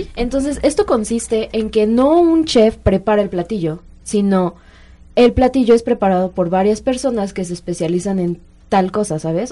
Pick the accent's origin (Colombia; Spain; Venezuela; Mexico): Mexico; Mexico City; somos mexicanos o chilangos